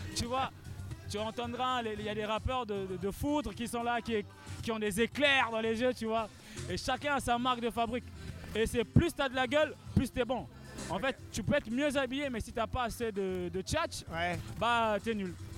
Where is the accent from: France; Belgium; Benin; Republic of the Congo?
Republic of the Congo; Mundele, ça veut dire blanc chez nous